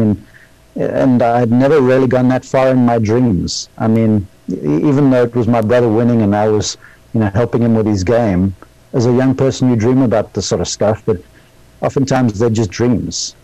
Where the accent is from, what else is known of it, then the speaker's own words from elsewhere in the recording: South Africa; moved away as an adult; now in Columbus, Georgia, United States; I was born in South Africa